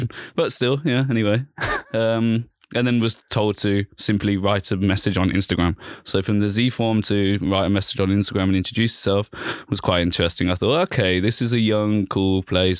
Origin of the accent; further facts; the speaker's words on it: Birmingham, West Midlands, United Kingdom; moved away as an adult; also born or lived in London; now in Vienna, Austria; in 1993, I was born in Birmingham in England